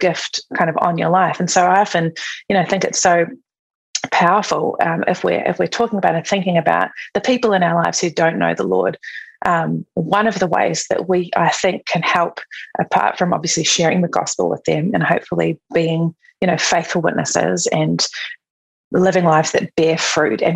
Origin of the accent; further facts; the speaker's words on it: New Zealand; moved away as an adult; I'm from New Zealand. So I was living in New Zealand.